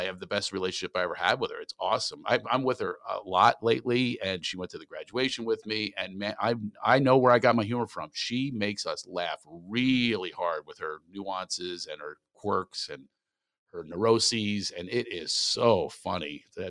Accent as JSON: {"language": "English", "region": "California", "country": "United States", "said": "Hey, where are you guys from? And I go, California."}